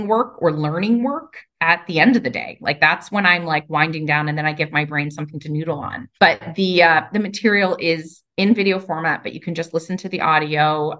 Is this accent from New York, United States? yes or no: yes; New York, United States; so I'm from New York. I talk really fast.